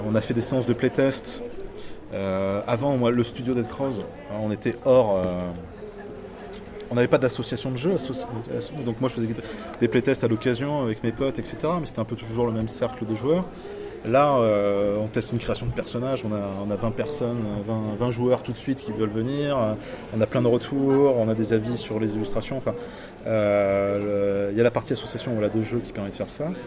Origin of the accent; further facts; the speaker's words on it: Nouvelle-Aquitaine, France; born there; Je suis né dans la Creuse.